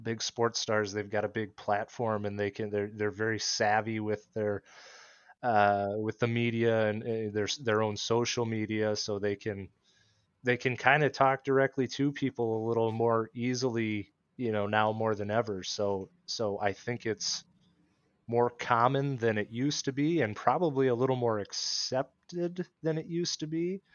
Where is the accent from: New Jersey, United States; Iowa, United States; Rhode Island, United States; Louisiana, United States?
Iowa, United States; now in Minnesota, United States; where I grew up in Iowa.